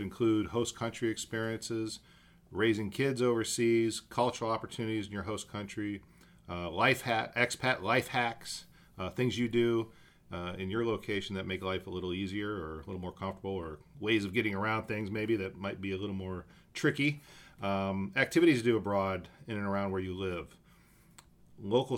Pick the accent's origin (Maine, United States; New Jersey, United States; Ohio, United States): Ohio, United States; Akron; moved away as an adult; also born or lived in Riga, Latvia; now in Budapest, Hungary; I'm originally from the United States, from Akron, Ohio